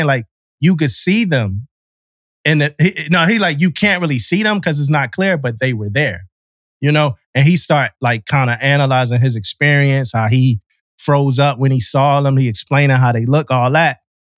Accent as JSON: {"language": "English", "region": "Mississippi", "country": "United States", "said": "You know, I'm from Mississippi, man."}